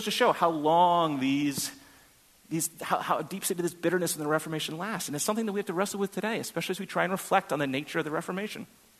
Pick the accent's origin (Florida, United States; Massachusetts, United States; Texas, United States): Massachusetts, United States; Boston; I think about growing up in Boston